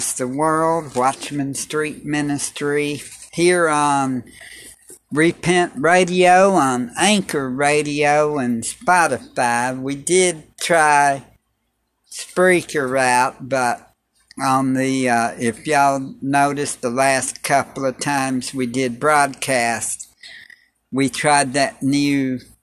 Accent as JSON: {"language": "English", "town": "Clarksville", "region": "Tennessee", "country": "United States", "tie": "born or raised there", "also_born_or_lived": "Cookeville, Tennessee", "said": "I was raised in Clarksville"}